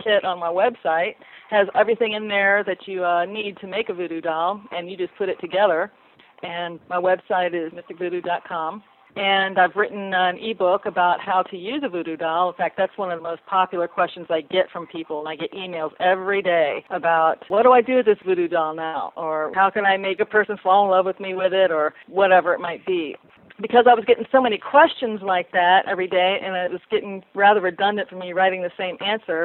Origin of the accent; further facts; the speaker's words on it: New Orleans, Louisiana, United States; moved away; I'm from New Orleans. Don't live there now, but I lived there over 30-something years